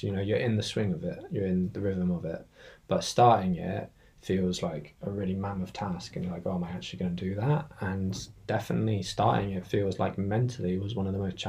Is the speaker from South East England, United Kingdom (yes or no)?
yes; Hampshire, South East England, United Kingdom; moved away as an adult; also born or lived in Brighton; now in Brussels, Belgium; I'm from here. I'm from Hampshire in England.